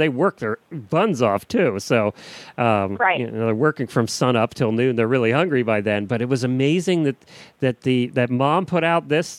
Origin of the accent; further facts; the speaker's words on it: Lancaster County, Pennsylvania, United States; I grew up in Amish country in Lancaster County, Pennsylvania, and a lot of my friends were Mennonite.